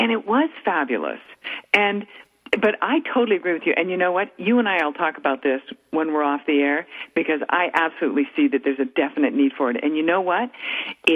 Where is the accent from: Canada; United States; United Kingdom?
Canada; Calgary, Alberta; moved away; Calgary, my hometown